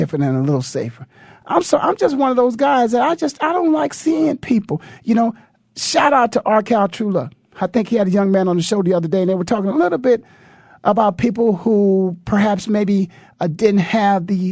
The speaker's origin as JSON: {"language": "English", "town": "Canton", "region": "Ohio", "country": "United States", "tie": "born or raised there", "said": "I'm born and raised in Canton, Ohio"}